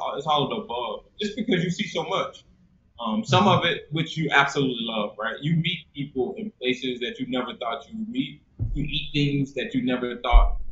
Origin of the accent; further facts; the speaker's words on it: Myrtle Beach, South Carolina, United States; moved away as an adult; also born or lived in Grand Forks, North Dakota / California; now in New Hampshire, United States; Born and raised in Myrtle Beach, South Carolina